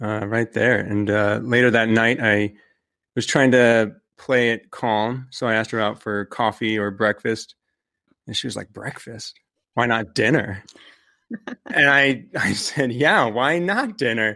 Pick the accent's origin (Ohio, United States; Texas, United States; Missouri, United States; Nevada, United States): Ohio, United States; Cincinnati; I am from Cincinnati, Ohio